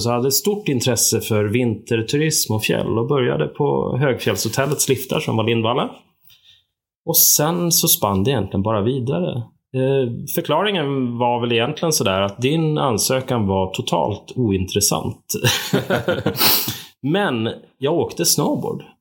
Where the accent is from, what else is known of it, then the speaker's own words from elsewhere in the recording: Upplands Väsby, Stockholm County, Sweden; accent: Stockholm; moved away as an adult; now in Sälen, Sweden; Och jag kommer ju från Stockholm, Upplands Väsby grunden och eh, flyttade hit 89 och har blivit kvar sedan dess